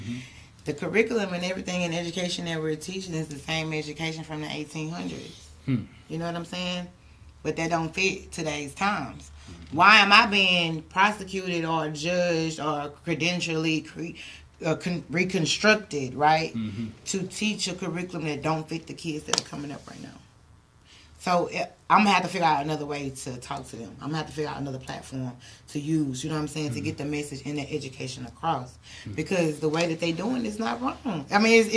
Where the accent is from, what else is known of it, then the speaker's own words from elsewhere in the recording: Houston, Texas, United States; I'm from Houston.